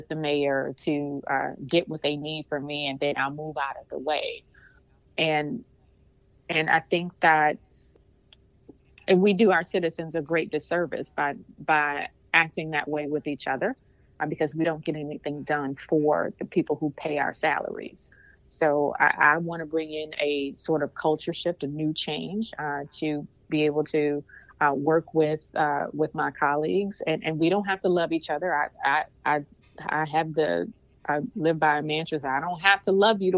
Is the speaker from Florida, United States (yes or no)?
no; St. Louis, Missouri, United States; I was born and raised in North St. Louis